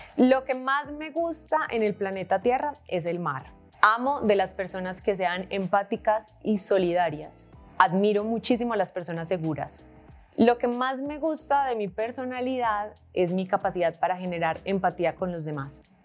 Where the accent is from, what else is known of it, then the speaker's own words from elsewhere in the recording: Medellín, Antioquia, Colombia; Nací en Medellín en 1991